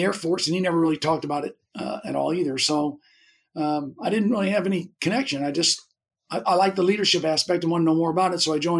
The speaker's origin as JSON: {"language": "English", "town": "Fairview Heights", "region": "Illinois", "country": "United States", "tie": "born or raised there", "also_born_or_lived": "St. Louis, Missouri / North Carolina", "moved": "yes", "lives_now": "New Jersey, United States", "said": "So I was born in St. Louis, Missouri, and grew up. When I was about 6 years old, we moved to Illinois, and I grew up in a place called Fairview Heights, Illinois, and went to high school in Belleville East, high school in Belleville, Illinois."}